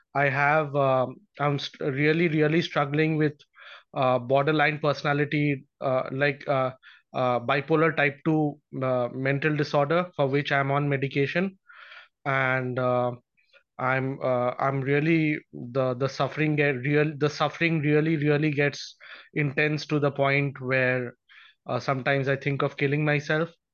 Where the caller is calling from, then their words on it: India; I'm calling from India